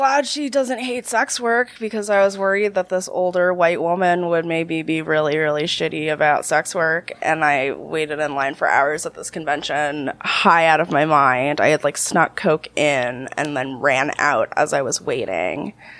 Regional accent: New Jersey, United States; also born or lived in Canada; But I am from Jersey. Mm-hmm. I am an American citizen and all that fun stuff

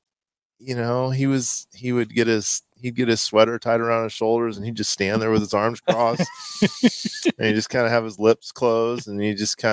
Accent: Omaha, Nebraska, United States; born or raised there

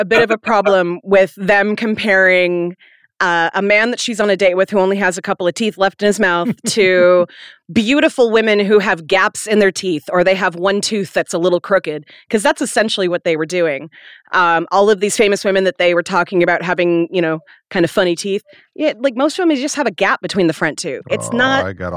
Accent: United States; I don't want to be known from coming from here when I'm in another country

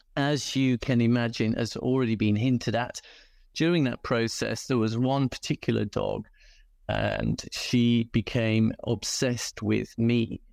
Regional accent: United Kingdom; accent: British; moved away as an adult; now in South Africa; I'm British, as you can probably tell by the accent, and used to breed dogs, in fact, before coming to South Africa

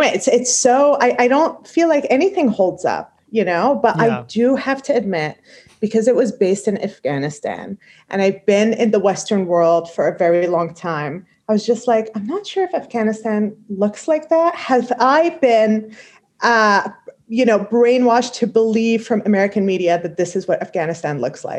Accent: Kuwait; moved away; So in the Middle East, I grew up in Kuwait

